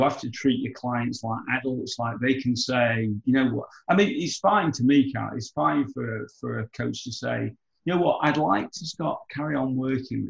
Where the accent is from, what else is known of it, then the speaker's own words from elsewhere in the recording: United Kingdom; moved away; I'm British